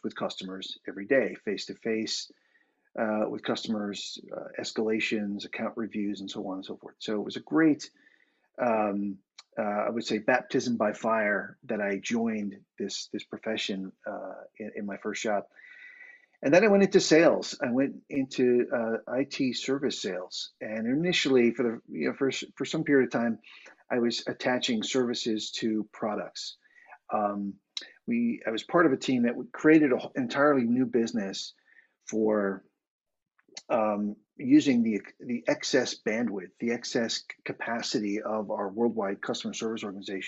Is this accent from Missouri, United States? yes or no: no; Boston, Massachusetts, United States; moved away as an adult; now in Dublin, Ireland; I am an American guy from Boston, Massachusetts, originally. I currently live in Dublin, Ireland, moved here in 2018